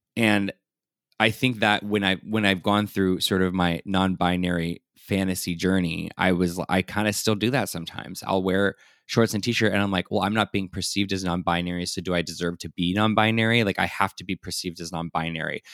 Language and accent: English; San Diego, California, United States; I also was born and raised in San Diego